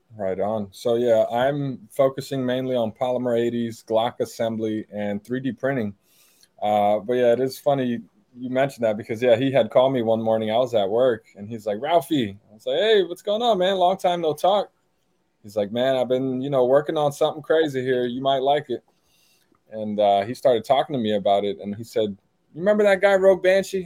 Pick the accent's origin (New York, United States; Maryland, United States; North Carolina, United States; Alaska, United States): Maryland, United States; Silver Spring; English is a second language; moved away as an adult; also born or lived in Brazil / Laurel, Maryland; now in San Antonio, United States; So I grew up in Silver Spring, Montgomery County